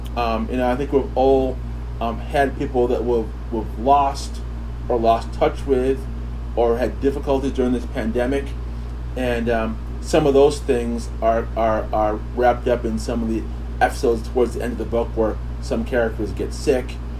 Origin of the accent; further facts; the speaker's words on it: New Rochelle, New York, United States; also born or lived in Kingston, Jamaica; raised in upstate New York